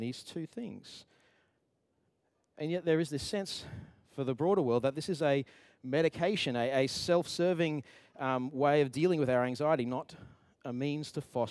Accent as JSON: {"language": "English", "region": "Queensland", "country": "Australia", "moved": "yes", "said": "I'm from Queensland"}